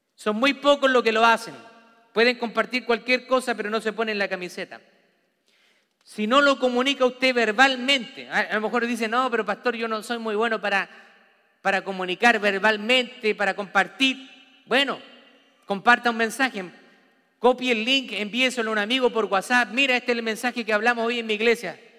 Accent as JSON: {"language": "Spanish", "country": "Chile", "moved": "yes", "said": "como en mi país dice"}